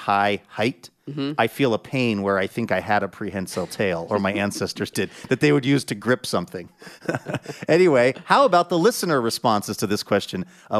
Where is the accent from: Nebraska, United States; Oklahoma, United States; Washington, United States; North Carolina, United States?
Washington, United States; Seattle; born or raised there